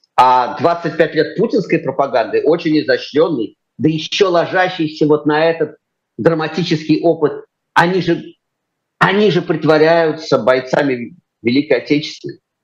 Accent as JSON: {"language": "Russian", "region": "Moscow", "country": "Russia", "tie": "born or raised there", "said": "я, московский мальчик с чистых"}